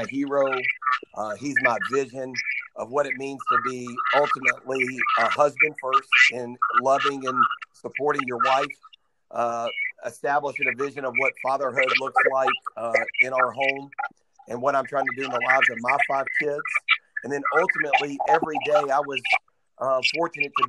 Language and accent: English; Nashville, Tennessee, United States; it was in my hometown